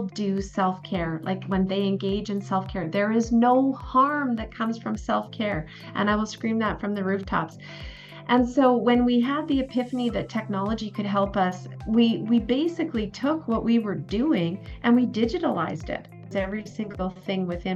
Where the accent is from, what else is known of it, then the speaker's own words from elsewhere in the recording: Wembley, Alberta, Canada; moved away as an adult; also born or lived in Grande Prairie; now in Edmonton, Canada; I was born in Edmonton, spent 2 years there, first 2 years of my life. My parents moved to Grand Prairie, and I grew up in a very small town called Wembley